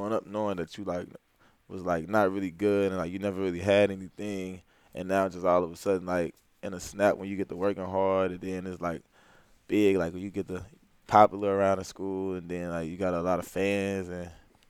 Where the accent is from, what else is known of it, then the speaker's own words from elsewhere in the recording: St. Louis, Missouri, United States; growing up in St. Louis, like, not too many people, like, make it out far to, like, go, like, to the NBA or, like, make it out big. So, I mean, St. Louis is, like, a pretty hectic city